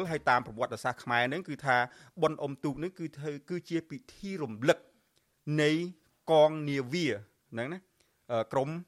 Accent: Cambodia

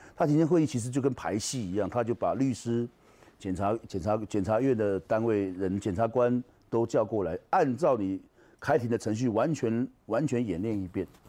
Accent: Taiwan; 因为我是台湾人

